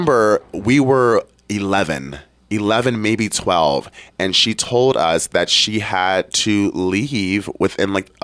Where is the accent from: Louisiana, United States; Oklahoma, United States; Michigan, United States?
Michigan, United States; Detroit; I grew up in Detroit